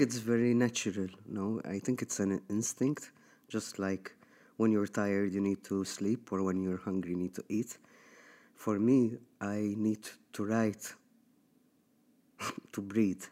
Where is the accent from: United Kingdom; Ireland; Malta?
Malta; moved away as an adult; I got raised here in Malta